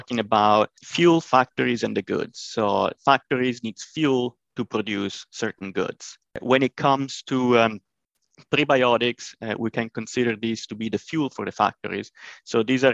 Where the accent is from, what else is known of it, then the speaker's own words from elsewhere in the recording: northern Italy, Italy; moved away as an adult; also born or lived in Illinois, United States; now in United States; I'm originally from Northern Italy, but I came in the US around 2014 to undergo my PhD studies at University of Illinois